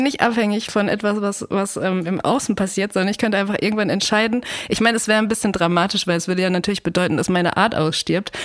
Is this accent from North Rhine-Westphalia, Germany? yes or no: yes; Ruhr area, North Rhine-Westphalia, Germany; moved away; ich komme auch aus dem Ruhrgebiet und ich bin da total gerne